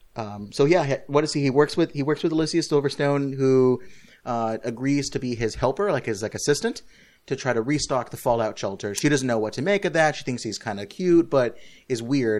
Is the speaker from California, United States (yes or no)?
yes; California, United States; moved away; I'm back home, uh, where I grew up in California on vacation with my family